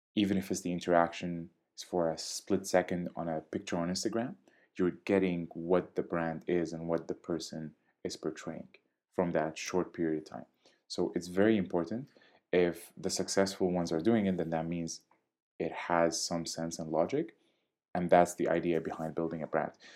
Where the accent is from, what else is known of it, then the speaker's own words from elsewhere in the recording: Syria; also born or lived in Jordan; now in Canada; I was born and raised in Syria. I lived for some time in Jordan before I moved to Canada.